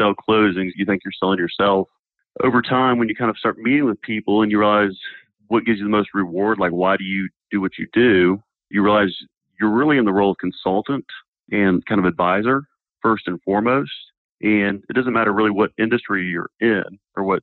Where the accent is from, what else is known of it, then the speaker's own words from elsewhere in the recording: Snellville, Georgia, United States; also born or lived in Minnesota / Massachusetts; I was born in Minnesota, but moved here at age 6 months and grew up in Snellville, Georgia.